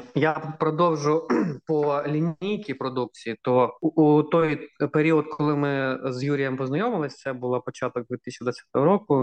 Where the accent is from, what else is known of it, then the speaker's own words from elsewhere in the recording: Kharkiv, Kharkiv Oblast, Ukraine; moved away; я ж сам з Харкова, 25 років прожив у Харкові